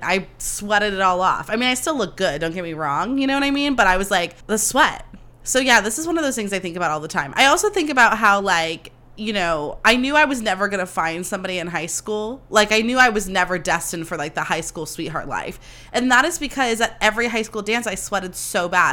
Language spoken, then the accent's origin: English; Livermore, California, United States; also born or lived in Sonoma County; I grew up in Livermore where it's like hundred degrees every five seconds